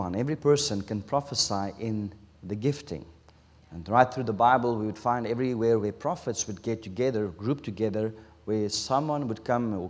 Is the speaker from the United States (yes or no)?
no; South Africa; first language Afrikaans; English is a second language; English is my third language. We speak Afrikaans in South Africa. My taal is Afrikaans